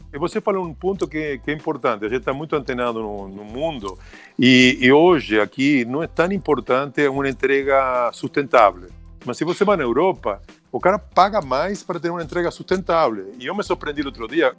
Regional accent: Argentina; accent: Argentine; Portuguese is a second language; moved away as an adult; also born or lived in Miami; now in São Paulo, Brazil; eu sou argentino, mas moro aqui no Brasil mais de 15 anos

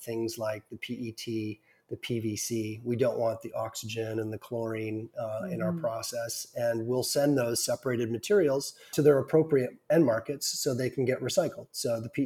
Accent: Ontario, Canada; I'm from Ontario, Canada.

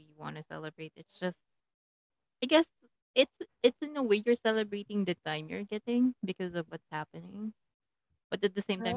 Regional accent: Calabarzon, Philippines; my hometown, the land of the heroes and whatever, I'm from Cavite

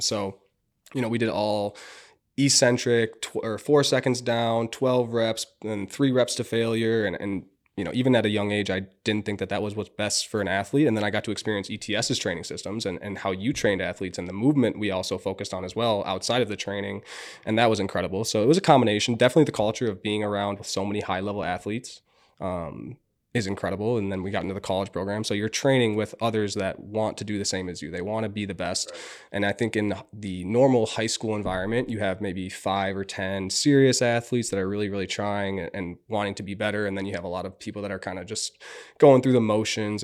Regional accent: Minnetonka, Minnesota, United States; I grew up in Minnetonka, 45, 50 minutes away

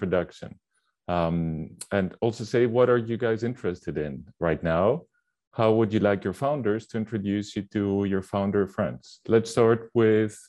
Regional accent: Greece; moved away; was made in Greece, in case you're wondering about my accent.

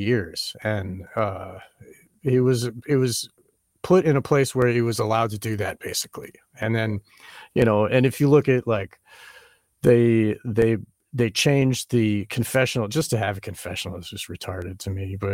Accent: north of Boston, Massachusetts, United States; I'm from Massachusetts, like north of Boston

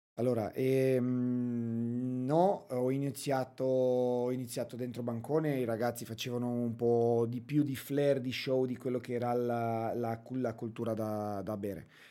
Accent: Romania; Italian is a second language; also born or lived in England; now in Brescia, Italy; Sono nato, e cresciuto in Romania, poi eh, trasferito in Inghilterra

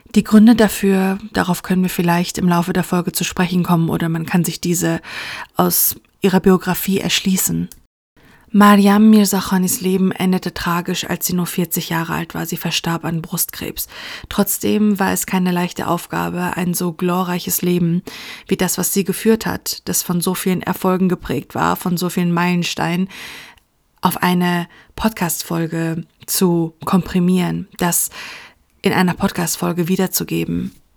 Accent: Iran; als Frau, als Iranerin

